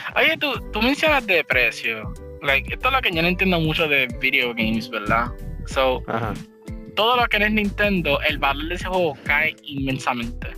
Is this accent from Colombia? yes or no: no; Puerto Rico; Puerto Rico es considerado ser, de toda Latinoamérica, nosotros somos considerados los weird ones, como usamos el español